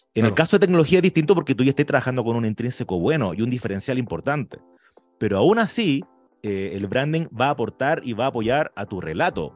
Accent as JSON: {"language": "Spanish", "country": "Chile", "said": "nosotros que somos chilenos, orgullosos de chilenos"}